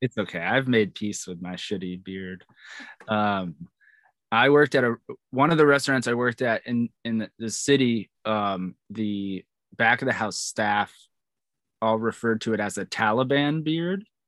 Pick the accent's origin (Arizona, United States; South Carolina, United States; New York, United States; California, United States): New York, United States; I'm from New York